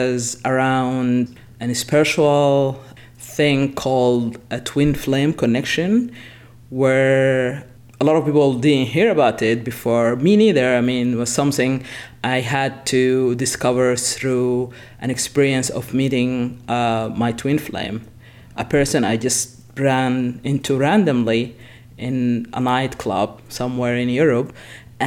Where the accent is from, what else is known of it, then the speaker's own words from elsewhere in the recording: Sudan; moved away; I'm originally from Sudan, I've been born and raised there